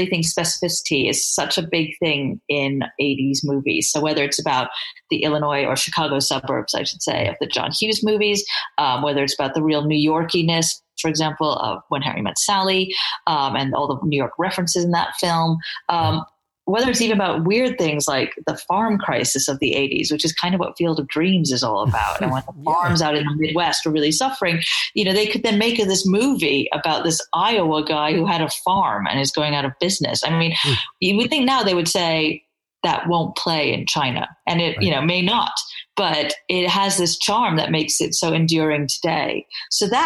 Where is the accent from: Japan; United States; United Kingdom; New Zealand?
United Kingdom; England; that's me being English there